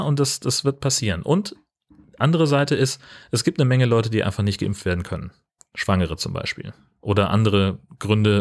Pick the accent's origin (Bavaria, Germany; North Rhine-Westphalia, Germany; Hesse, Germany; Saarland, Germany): Hesse, Germany; moved away; in, in Hessen, da wo ich aufgewachsen bin